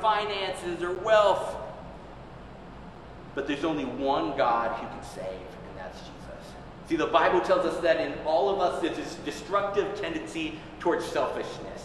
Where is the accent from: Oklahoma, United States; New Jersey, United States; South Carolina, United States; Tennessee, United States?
Tennessee, United States; growing up in Tennessee, my grandfather was a smoker